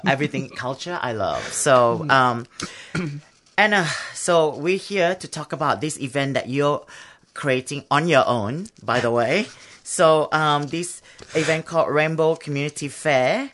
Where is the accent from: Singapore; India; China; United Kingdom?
Singapore; now in Australia; I'm from Singapore